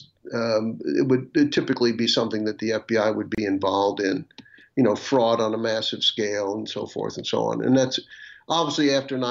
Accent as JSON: {"language": "English", "town": "Atlantic Beach", "region": "Florida", "country": "United States", "tie": "born or raised there", "also_born_or_lived": "Washington, D.C. / South Carolina", "moved": "as an adult", "lives_now": "Virginia, United States", "said": "I'm from Atlantic Beach, Florida, which is in the Jacksonville area, northeast Florida. You know, and I was raised there"}